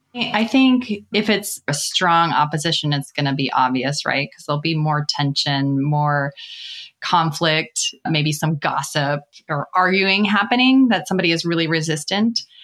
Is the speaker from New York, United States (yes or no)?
no; Minnesota, United States; I began in my home state of Minnesota at a bank